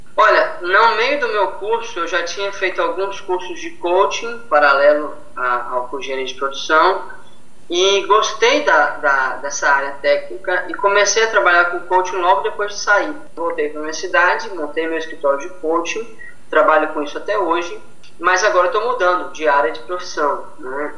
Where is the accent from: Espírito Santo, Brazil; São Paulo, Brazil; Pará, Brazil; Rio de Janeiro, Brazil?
Espírito Santo, Brazil; Linhares; eu sou de Linhares